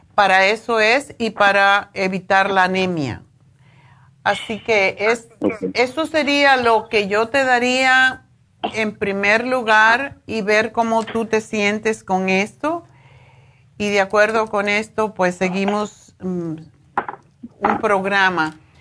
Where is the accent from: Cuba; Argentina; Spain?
Cuba; yo soy cubana y me crié comiendo eso